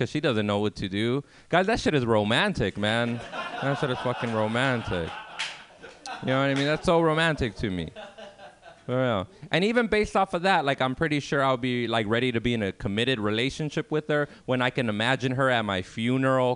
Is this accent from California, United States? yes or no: yes; Los Angeles, California, United States; I grew up in South Central Los Angeles in the 1990s